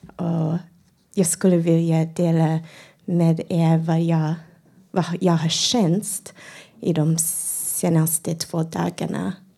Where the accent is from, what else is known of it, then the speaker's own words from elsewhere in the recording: United States; Swedish is a second language; moved away as an adult; now in Stockholm, Sweden; jag är invandrare från USA